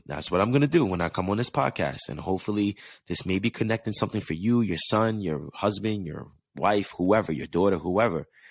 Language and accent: English; East Coast, United States; moved away as an adult; now in Los Angeles, United States; I grew up on the East Coast where I'm used to going through the seasons